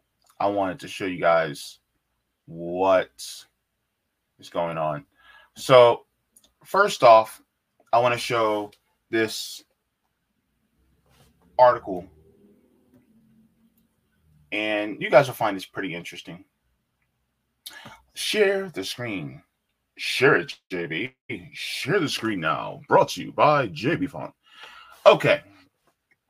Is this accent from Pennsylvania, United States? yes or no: no; New Jersey, United States; moved away; I'm from Jersey